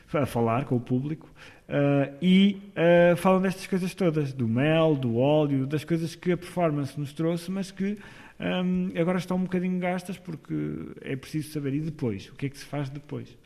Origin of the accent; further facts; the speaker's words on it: Amarante, Norte, Portugal; also born or lived in Porto; eu andava numa, num grupo de teatro amador na minha terra, que, que é Amarante